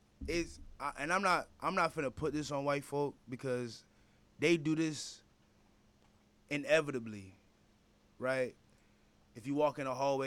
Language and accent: English; Alpharetta, Georgia, United States; I'm from the 400, though. I'm from Alpharetta